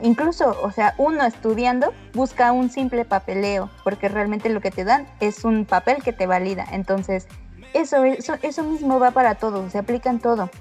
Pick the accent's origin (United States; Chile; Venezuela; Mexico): Mexico; para que esto no nos siga manchando como mexicanos